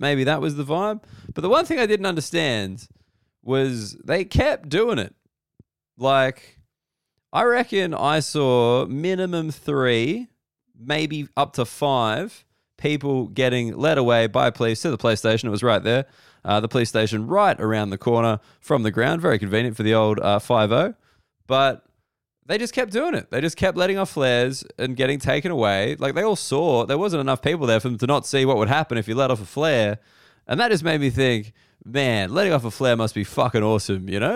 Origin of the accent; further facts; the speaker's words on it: Australia; growing up in Australia